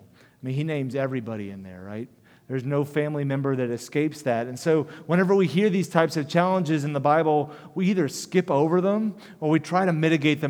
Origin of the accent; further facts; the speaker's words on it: United States; as American Christians